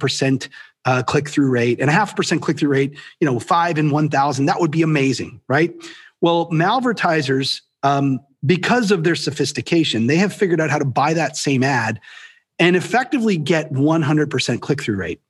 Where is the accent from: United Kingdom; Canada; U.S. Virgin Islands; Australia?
Canada; I'm Canadian